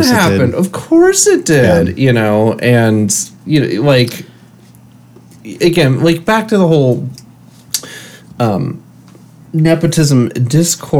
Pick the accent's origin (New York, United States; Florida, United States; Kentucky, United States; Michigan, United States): Michigan, United States; moved away as an adult; now in San Francisco, United States; grew up in Michigan, and I grew up with football in the atmosphere of U of M and state